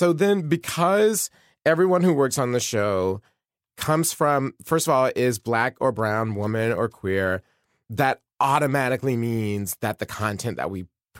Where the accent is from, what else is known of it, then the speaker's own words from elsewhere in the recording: Atlanta, Georgia, United States; I grew up in Atlanta.